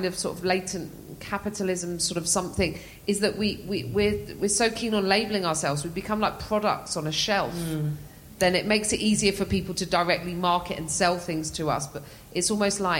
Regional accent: England, United Kingdom; I'm English.

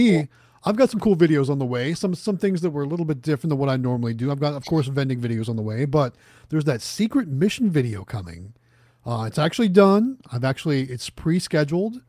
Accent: Youngstown, Ohio, United States; moved away; I'm from Youngstown, Ohio

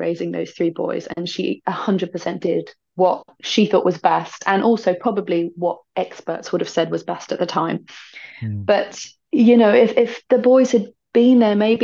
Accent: United Kingdom; I feel like as British people

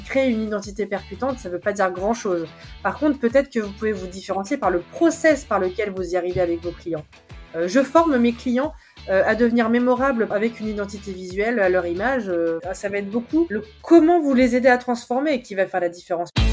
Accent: Charente-Maritime, Nouvelle-Aquitaine, France; moved away as an adult; also born or lived in Nord, France; moi je suis de, je suis de Charente-Maritime. Je suis partie m'exiler dans le Nord six ans

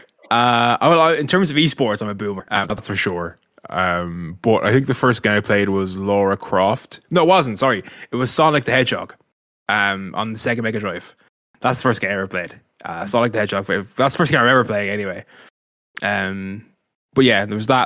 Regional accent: Dublin, Leinster, Ireland; moved away as an adult; now in Carcassonne, France; I'm an Irishman, tw, thirty years old, from Dublin originally, living in Carcassonne now

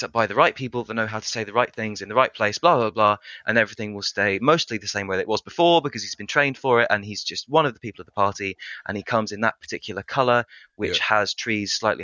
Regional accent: near Brighton, South East England, United Kingdom; moved away as an adult; also born or lived in Orkney Islands, Scotland; now in Bristol, United Kingdom; I mostly grew up near Brighton

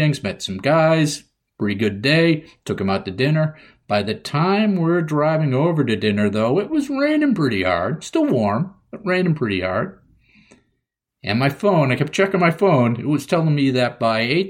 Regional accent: New England, United States; I'm from New England

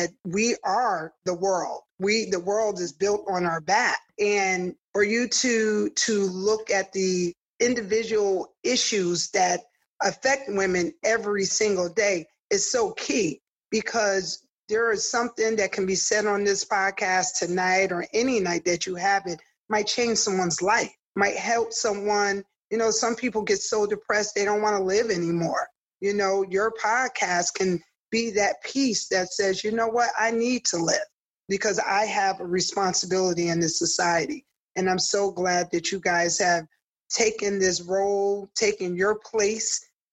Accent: New Haven, Connecticut, United States; I'm born and raised in New Haven. I do look at myself as so New Haven. I grew up in Newhartville

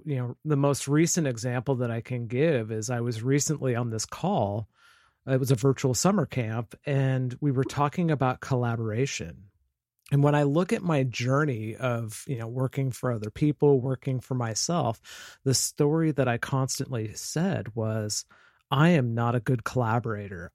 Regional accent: Vancouver, Washington, United States; I'm from Vancouver, Washington, which is just north of Portland, Oregon, on the west coast of the United States

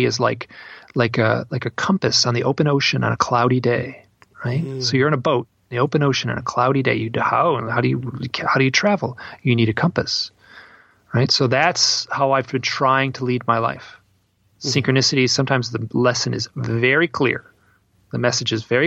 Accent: Midwest, United States; I'm from the Midwest

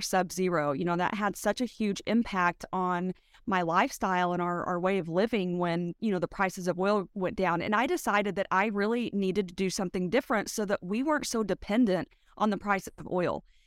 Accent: West Texas, United States; I'm from West Texas

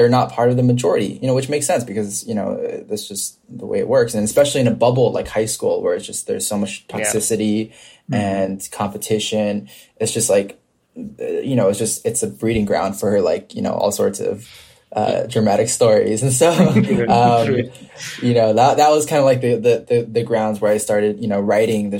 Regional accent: United States; I am Korean American

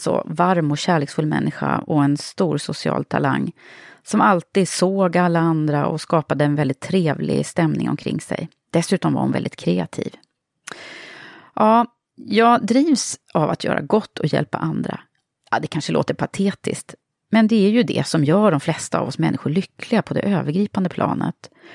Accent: Södertälje, Stockholm County, Sweden; jag kom från Södertälje

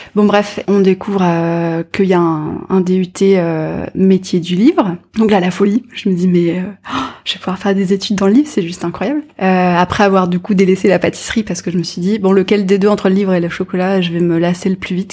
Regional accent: near Caen, Normandy, France; J'ai grandi, alors pas dans Caen même en fait, mais pas très loin, dans un petit village près de la mer

